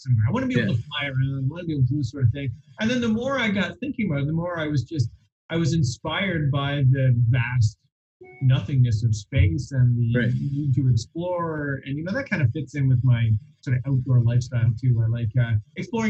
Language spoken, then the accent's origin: English; London, Ontario, Canada; I grew up in London, Ontario